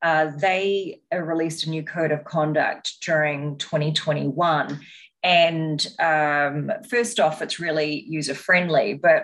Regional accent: New Zealand; now in United States; You can probably tell by my accent that I am not an American, which is where I'm currently based. I'm from New Zealand and have spent time living and working in Asia and the Middle East as well.

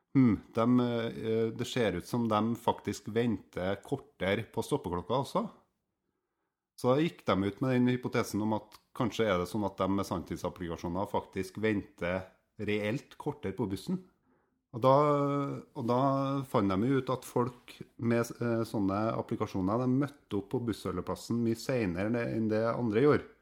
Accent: Steinkjer, Trøndelag, Norway; på Steinkjer, der jeg vokste opp

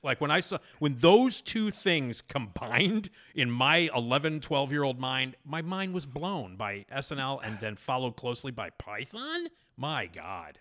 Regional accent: Chicago, Illinois, United States; I'm from Chicago

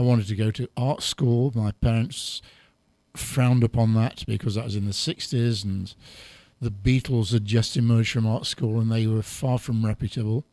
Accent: England, United Kingdom; accent: English; I've got an English

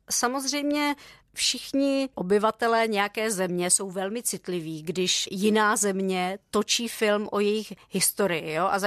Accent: Czechia; ale zase jsem vyrůstala na sídlišti v Československu v 80. letech. A jsme ten východní blok

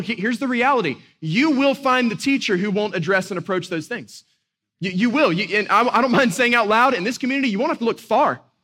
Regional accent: Boone, North Carolina, United States; growing up in Western North Carolina, a little town called Boone, I grew up just a few minutes uh, from the Blue Ridge Parkway

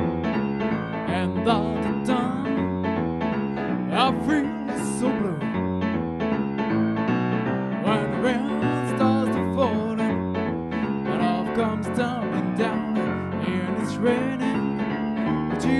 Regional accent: Paris, Île-de-France, France; accent: French; English is a second language; I'm coming from Paris, as you can hear with my cool accent

